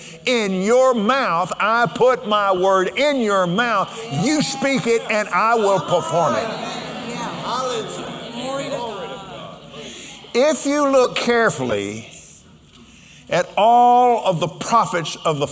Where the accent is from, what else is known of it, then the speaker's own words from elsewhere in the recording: Lubbock, Texas, United States; also born or lived in Abilene, Texas / Fort Worth, Texas; I was born in Lubbock. We went to Abilene and then Fort Worth.